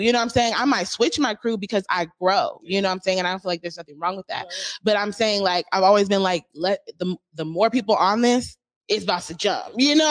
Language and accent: English; Seattle, Washington, United States; And people were just shocked that I was from Seattle.